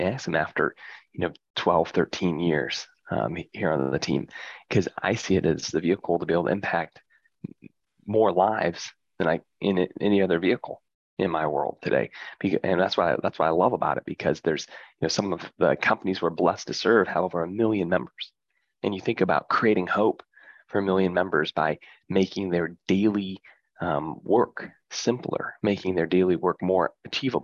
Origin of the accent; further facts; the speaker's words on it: Midwest, United States; I grew up in the Midwest in a farm town